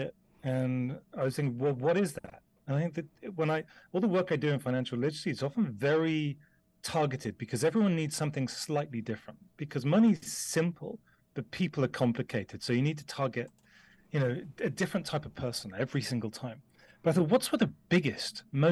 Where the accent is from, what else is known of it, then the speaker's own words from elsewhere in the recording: the Cotswolds, South West England, United Kingdom; I grew up in the UK, you can probably tell from my accent, and I grew up in the Cotswolds.